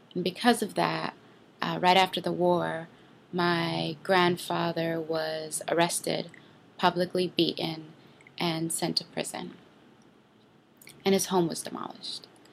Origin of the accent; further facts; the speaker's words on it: West Bank village of Rammun, Palestine; I'm from the West Bank village of Ramon, Palestine.